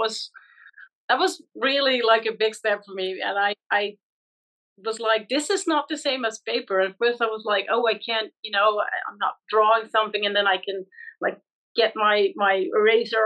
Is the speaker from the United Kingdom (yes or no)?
no; Netherlands; I'm from the Netherlands.